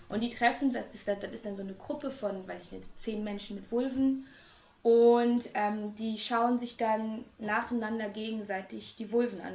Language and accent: German; Trier, Rhineland-Palatinate, Germany; now in Hamburg, Germany; Gebürtig komme ich eigentlich aus Trier, aber ich lebe in Hamburg